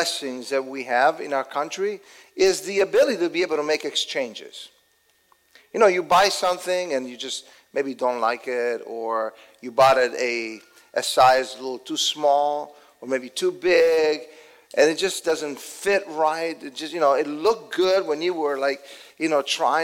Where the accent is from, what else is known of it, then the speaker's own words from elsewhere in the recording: Italy; now in United States; I was born and raised in Italy